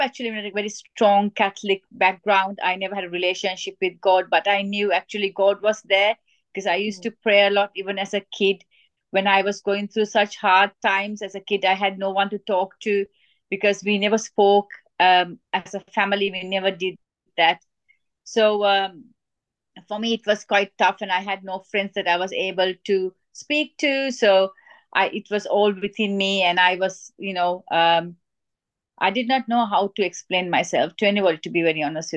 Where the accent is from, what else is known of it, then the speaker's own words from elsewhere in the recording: Sri Lanka; I was born in Sri Lanka, and I was brought up in a very strict Asian family